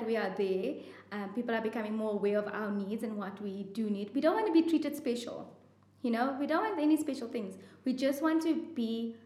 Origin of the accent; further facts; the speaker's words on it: South Africa; as South African trauma surgeons